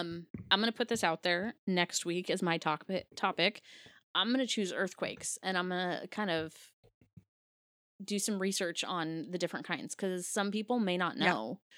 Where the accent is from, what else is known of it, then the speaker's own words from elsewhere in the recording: Washington, United States; we grew up in Washington, technically on the Ring of Fire